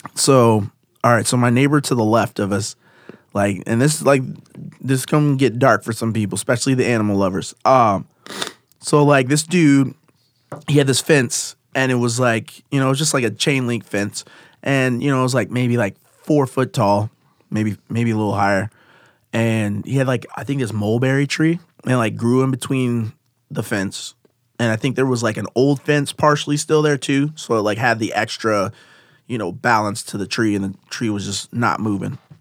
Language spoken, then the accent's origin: English; Davenport, Iowa, United States; I grew up in Davenport